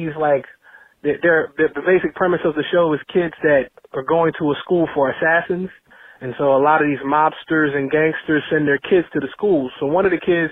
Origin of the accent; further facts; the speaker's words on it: New Jersey, United States; I'm actually from Jersey, now currently residing in North Bergen